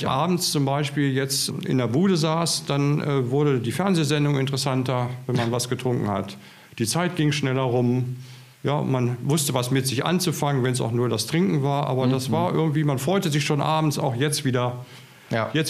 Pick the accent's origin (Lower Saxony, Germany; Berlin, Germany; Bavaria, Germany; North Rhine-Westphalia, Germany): Lower Saxony, Germany; Hanover; also born or lived in Schleswig-Holstein; now in Potsdam, Germany; gebürtiger Hannoveraner